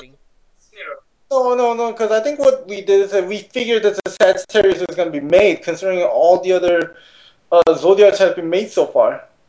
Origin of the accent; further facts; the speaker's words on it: South Korea; moved away; growing up in Korea